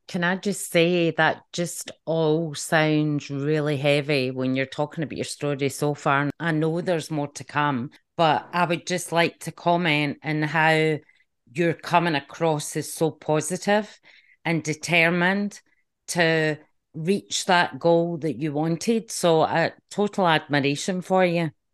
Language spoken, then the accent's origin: English; just outside Glasgow, Scotland, United Kingdom; when I was growing up, um, just outside Glasgow